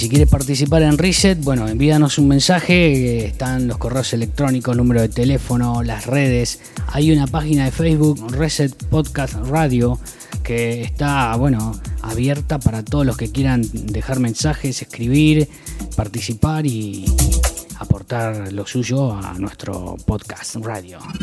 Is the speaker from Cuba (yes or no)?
no; Argentina; moved away as an adult; also born or lived in Brazil; yo viví, nací en Argentina